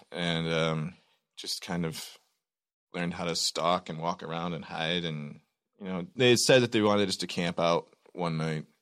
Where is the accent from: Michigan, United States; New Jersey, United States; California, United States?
Michigan, United States; I'm from Michigan